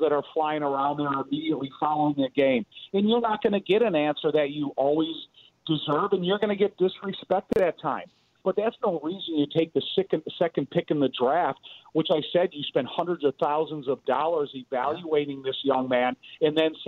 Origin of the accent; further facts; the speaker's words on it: Joliet, Illinois, United States; I'm from Joliet, Illinois